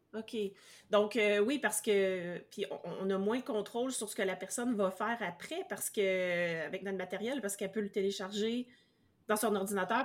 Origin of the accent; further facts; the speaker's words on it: Canada; même si c'est celui qui est dans mon pays d'origine